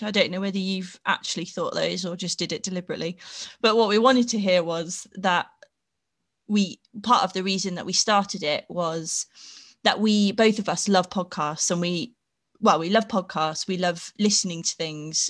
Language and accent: English; Peterborough, East of England, United Kingdom; moved away as an adult; also born or lived in Sheffield; I grew up in Peterborough